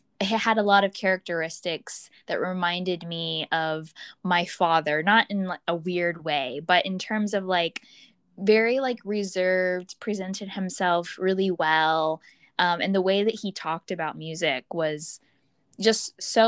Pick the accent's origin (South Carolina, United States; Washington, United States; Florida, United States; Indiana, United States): Florida, United States; I was from Florida